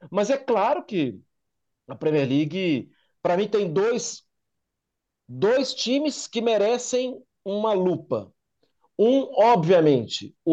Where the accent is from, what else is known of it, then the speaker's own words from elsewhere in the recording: Brazil; ó, tá fechado, mas a gente é brasileiro, a gente queria conhecer, ver as obras aqui.